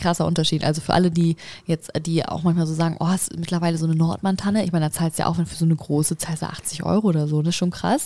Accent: Hamburg, Germany; in der Leisthalle hier bei uns in Hamburg

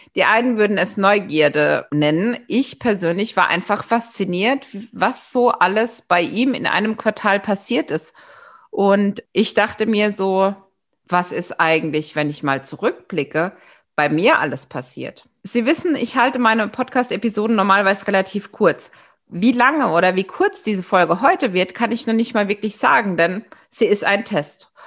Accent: Germany; als Deutsche

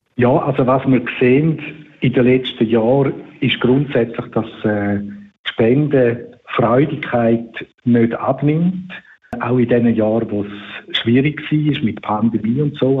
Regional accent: Switzerland; bei uns in der Schweiz

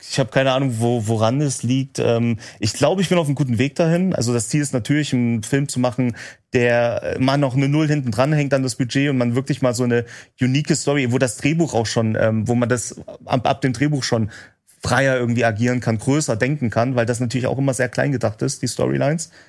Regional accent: Remse, Saxony, Germany; aus in meinem Heimatort haben wir es gedreht in Remse äh, in Sachsen.

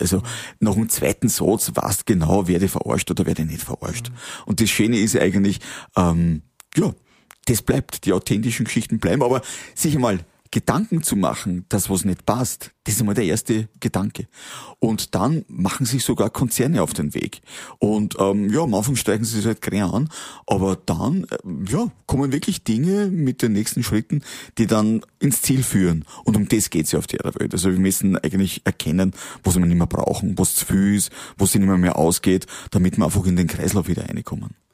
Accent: Waldviertel, Lower Austria, Austria; im Waldviertel, wenn du in dieser Bescheidenheit aufgewachsen bist, wenn du das mitgekriegt hast von deinen Eltern

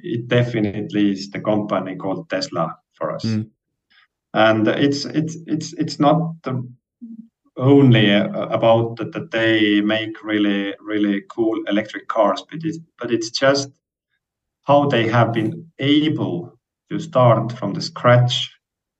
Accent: Estonia; we are coming from Estonia.

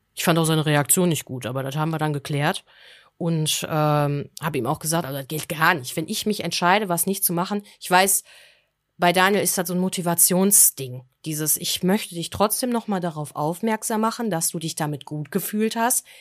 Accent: Germany; bei uns in Deutschland

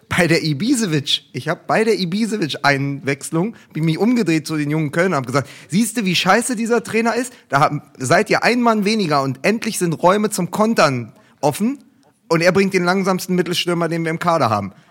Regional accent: Dortmund, North Rhine-Westphalia, Germany; zumindest als Dortmunder, ich, ich war ja auch im, dort im Stadion

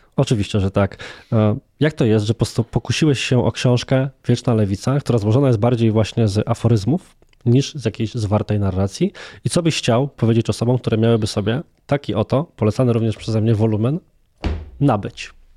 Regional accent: Włocławek, Kuyavian-Pomeranian Voivodeship, Poland; Ja sam jestem osobą z Włocławka, więc z mniejszej miejscowości

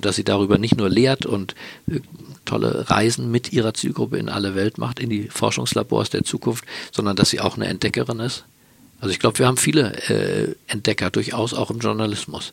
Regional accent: Berlin, Germany; Berlin, meine Geburtsstadt

